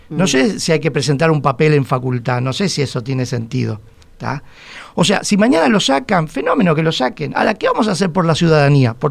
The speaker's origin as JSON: {"language": "Spanish", "region": "Montevideo", "country": "Uruguay", "said": "vamos a ver si nos reconquista nosotros como, como montevideanos."}